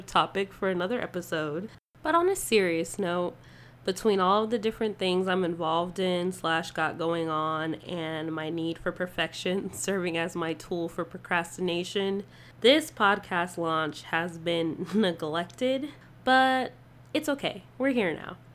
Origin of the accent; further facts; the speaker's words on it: Las Vegas, Nevada, United States; also born or lived in Ohio / San Diego, California; I am Vegas raised, but I wasn't born here. I'm actually originally from Laredo, Ohio